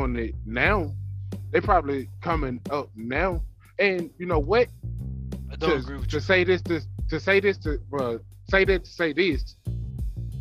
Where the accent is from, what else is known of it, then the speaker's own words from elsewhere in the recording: Jonestown, Mississippi, United States; me growing up in Jonestown, Mississippi.